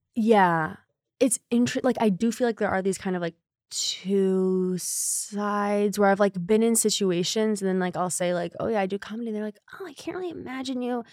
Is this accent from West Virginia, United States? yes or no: no; Connecticut, United States; moved away as an adult; also born or lived in Chicago; now in New York, United States; I am from Connecticut